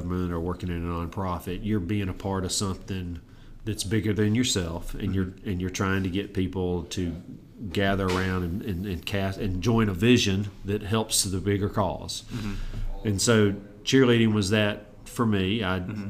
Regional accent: Auburn, Alabama, United States; also born or lived in Savannah, Georgia; grow up in Auburn, really from 18 months till as I sit with you today

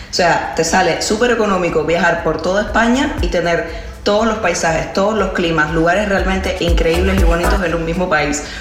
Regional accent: Cuba; now in Spain

